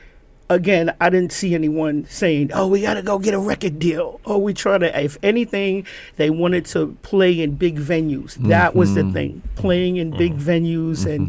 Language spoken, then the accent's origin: English; New York City, New York, United States; also born or lived in Rhinebeck, New York / Bethlehem, Pennsylvania; I grew up in Gun Hill, I my mom sent me to private school